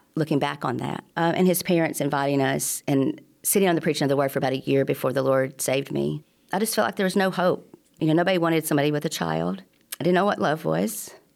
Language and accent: English; Tuscumbia, Alabama, United States; also born or lived in Chicago, Illinois; I grew up in Tuscany, Alabama